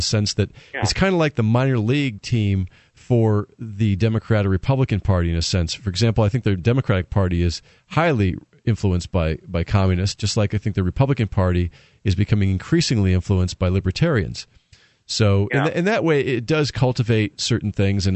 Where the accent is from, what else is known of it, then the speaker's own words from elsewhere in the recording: Connecticut, United States; moved away as an adult; also born or lived in Killingworth, Connecticut / Oahu, Hawaii; now in New Hampshire, United States; I grew up in Connecticut and left there after college for greener, sunnier pastures